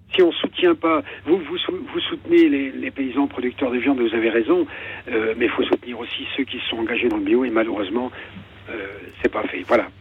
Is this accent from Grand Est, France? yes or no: yes; Ardennes, Grand Est, France; moved away; also born or lived in Versailles diocese (Yvelines); Je suis des Ardennes